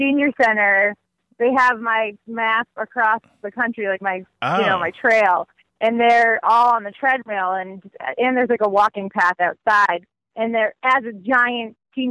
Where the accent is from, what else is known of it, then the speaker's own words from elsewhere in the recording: Massachusetts, United States; we're from Massachusetts